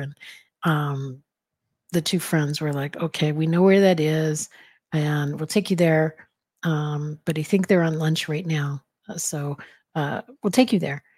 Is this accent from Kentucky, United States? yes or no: no; Arizona, United States; I grew up in Arizona, so I heard Spanish all the time